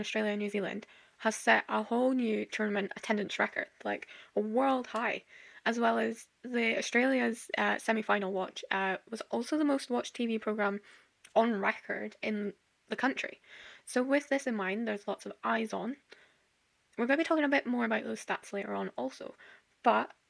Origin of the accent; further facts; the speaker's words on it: Scotland, United Kingdom; I'm Scottish